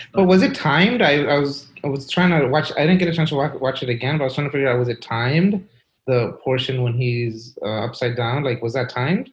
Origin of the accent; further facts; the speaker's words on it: New York City, New York, United States; I grew up in Brooklyn, New York, in Kensington.